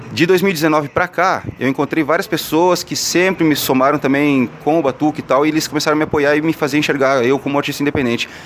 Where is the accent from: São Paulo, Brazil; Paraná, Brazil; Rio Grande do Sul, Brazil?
Rio Grande do Sul, Brazil; now in Londrina, Brazil; Eu, então, eu vim do Rio Grande do Sul. Eu cheguei em 2002 em Londrina